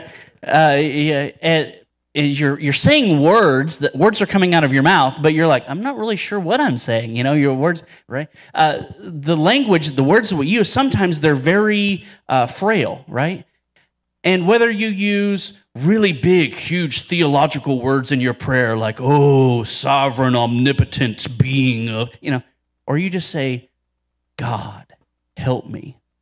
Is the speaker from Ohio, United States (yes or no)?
yes; Cincinnati, Dayton area, Ohio, United States; now in Denton, Texas, United States; I was born and raised in Ohio, so even though I live in Texas now, Ohio has my heart